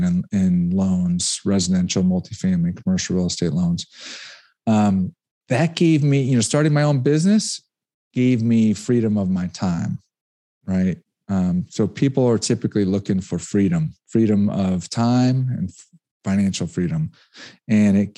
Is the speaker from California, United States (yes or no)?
no; Connecticut, United States; also born or lived in Rhode Island; I'm an East Coast guy. I grew up in Connecticut, went to school, University of Rhode Island